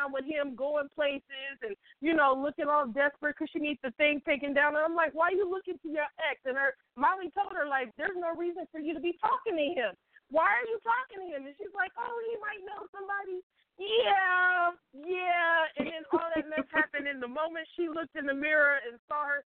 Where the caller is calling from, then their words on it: Richmond, California, United States; I'm calling from Richmond, California